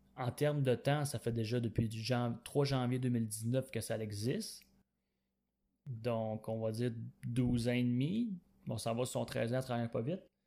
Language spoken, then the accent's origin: French; Quebec, Canada; je viens du Québec et j'ai 25 ans